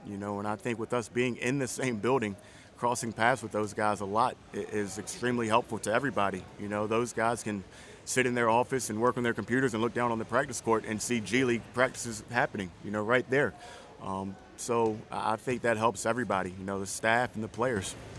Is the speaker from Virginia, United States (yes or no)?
yes; small town outside Richmond, Virginia, United States; moved away; I'm from a small town just outside of Richmond